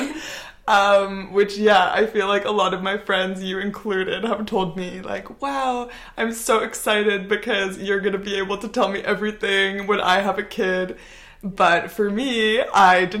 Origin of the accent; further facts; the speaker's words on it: North Vancouver, British Columbia, Canada; moved away as an adult; also born or lived in Montreal; now in Barcelona, Spain; I'm Canadian. I'm from North Vancouver. Grew up there, went to university in Montreal, also lived there for a while